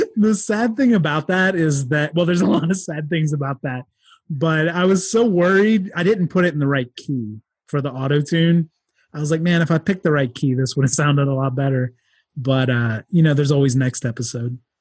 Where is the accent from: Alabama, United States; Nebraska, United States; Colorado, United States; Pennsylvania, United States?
Pennsylvania, United States; near Philadelphia; I grew up near Philadelphia